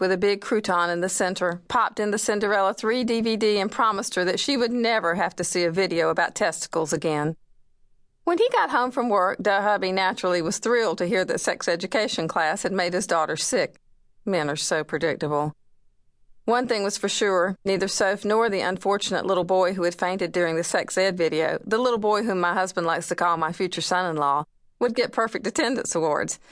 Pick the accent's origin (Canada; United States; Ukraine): United States; Wilmington, North Carolina; it's filmed in my hometown